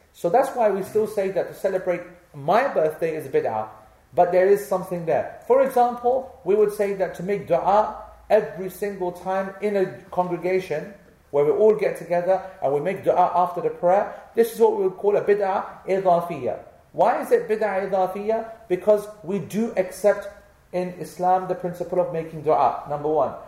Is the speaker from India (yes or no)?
no; England, United Kingdom; because we are born here and we have every right to feel, be, to feel proud of being English